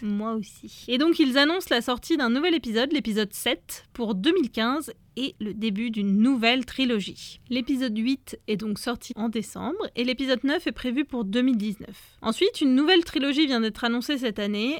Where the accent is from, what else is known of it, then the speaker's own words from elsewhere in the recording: Nantes, Pays de la Loire, France; Et moi, je viens de Nantes